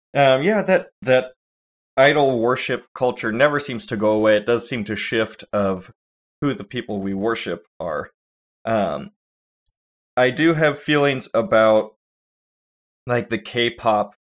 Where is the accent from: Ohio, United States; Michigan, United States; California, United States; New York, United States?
California, United States; I'm from California